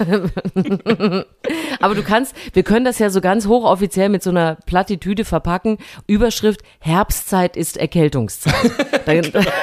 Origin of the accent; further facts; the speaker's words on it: Thuringia, Germany; moved away; ich war in meiner alten Heimat Thüringen.